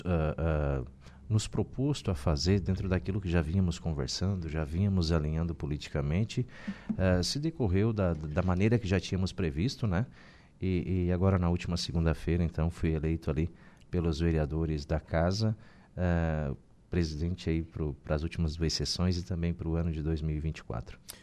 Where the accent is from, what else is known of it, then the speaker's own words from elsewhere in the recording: Balneário Gaivota, Santa Catarina, Brazil; also born or lived in Sombrio; eu nasci, me criei em Sombrio, né? Uh, depois Gaivota, porque acabamos nos emancipando